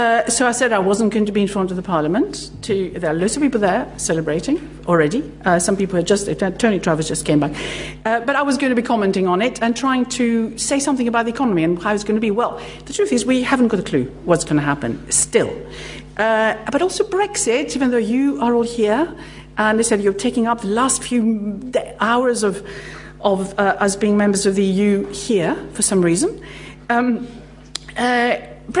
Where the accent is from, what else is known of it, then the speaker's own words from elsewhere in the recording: Greece; moved away; I'm actually Greek